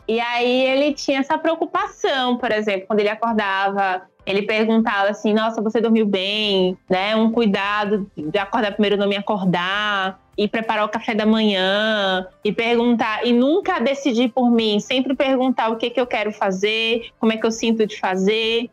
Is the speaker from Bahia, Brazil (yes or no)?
yes; Bahia, Brazil; Eu sou baiana